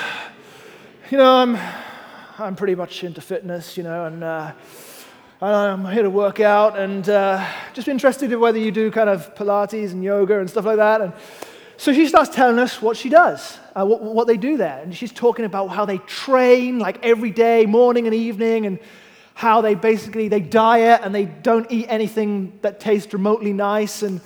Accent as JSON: {"language": "English", "country": "United Kingdom", "said": "I am British and a man"}